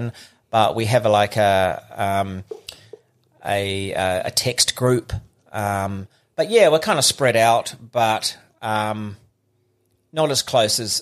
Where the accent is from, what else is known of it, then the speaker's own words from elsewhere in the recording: Auckland, New Zealand; I was born in Auckland, Middlemore Hospital, one of five